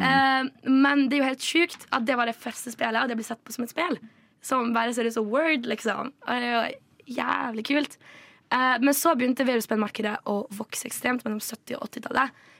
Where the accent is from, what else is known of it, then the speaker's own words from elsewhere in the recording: Vestlandet, Western Norway, Norway; moved away; heimbygda mi på Vestlandet